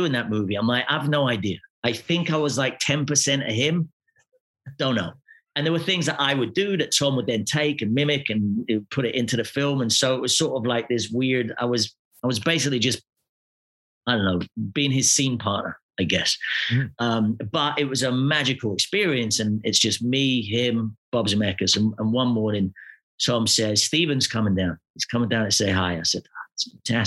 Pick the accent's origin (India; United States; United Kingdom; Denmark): United Kingdom; Glasgow, Scotland; moved away; I come from Glasgow